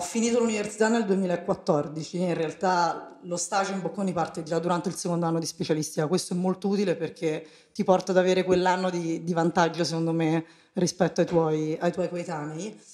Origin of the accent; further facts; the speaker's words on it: Rome, Lazio, Italy; accent: Roman; moved away as an adult; also born or lived in Milan; io sono romana, si sente dall'accento